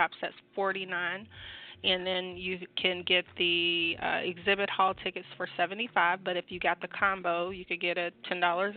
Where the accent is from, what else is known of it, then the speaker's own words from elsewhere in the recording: Georgia, United States; this is my home state